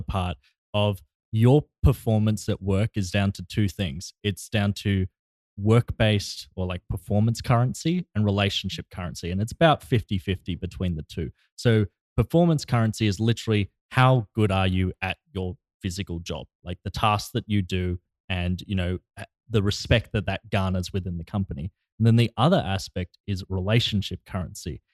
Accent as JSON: {"language": "English", "country": "Australia", "moved": "yes", "lives_now": "Los Angeles, United States", "said": "all the way from my home country."}